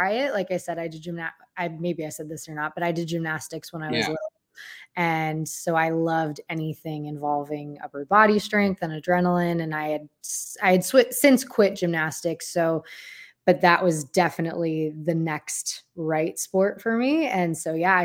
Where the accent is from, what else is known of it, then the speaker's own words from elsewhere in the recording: Olmsted Falls, Ohio, United States; I grew up in Olmsted Falls, Ohio